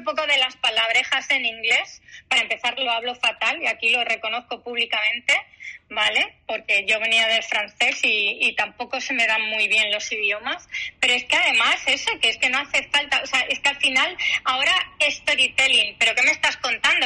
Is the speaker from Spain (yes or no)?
yes; Galicia, Spain; Yo como buena gallega